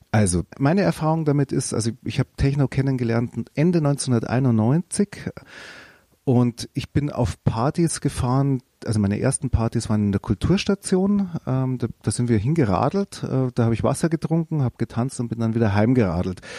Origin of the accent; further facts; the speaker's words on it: Fürth, Bavaria, Germany; born there; Nürnberg hat keine Geburtsklinik gehabt, deswegen bin ich dann in Fürth geboren worden, weil üblicherweise würden die Nürnberger in, haben die nichts mit Fürth zu tun